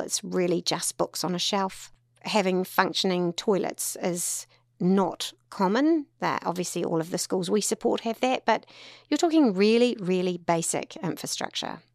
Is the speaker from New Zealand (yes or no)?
yes; Tauranga, Bay of Plenty, New Zealand; also born or lived in Auckland; born and bred in Tauranga